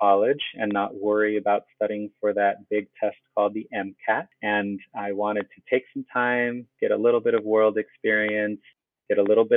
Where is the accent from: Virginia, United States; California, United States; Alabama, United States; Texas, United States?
California, United States; I am from California. My family's in Oceanside down in San Diego